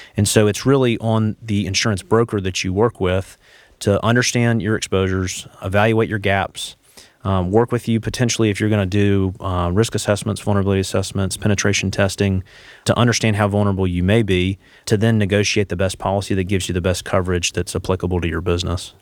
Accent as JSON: {"language": "English", "town": "Charlotte", "region": "North Carolina", "country": "United States", "said": "I'm from the Charlotte area originally"}